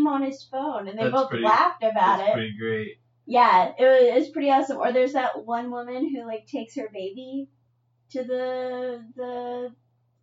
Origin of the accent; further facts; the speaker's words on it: California, United States; I'm from California